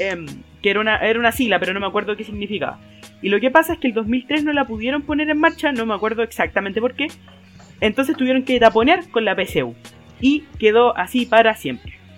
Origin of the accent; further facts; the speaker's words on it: Chile; cómo somos los chilenos como sociedad